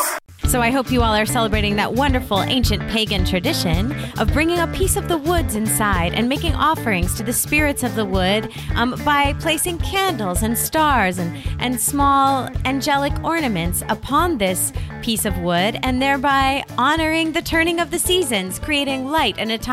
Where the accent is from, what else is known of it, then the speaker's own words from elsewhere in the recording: Connecticut, United States; Come on, I'm from Connecticut.